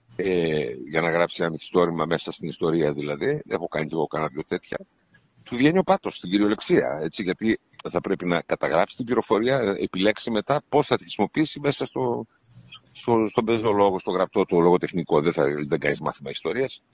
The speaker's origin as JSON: {"language": "Greek", "town": "Nea Michaniona", "region": "Central Macedonia", "country": "Greece", "tie": "born or raised there", "also_born_or_lived": "Istanbul", "said": "Ζούσα εκεί στο Νέα Μηχανιώνα Θεσσαλονίκη, στο χωριό μου"}